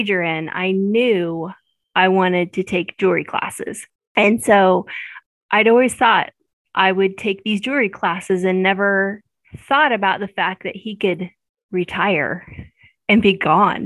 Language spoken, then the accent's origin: English; Maryville, Missouri, United States; I was born and raised in Maryville